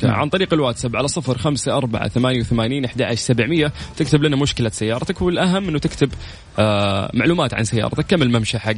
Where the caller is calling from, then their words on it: Riyadh, Riyadh Province, Saudi Arabia; طيب مساء الأنوار أنا آه. … من الرياض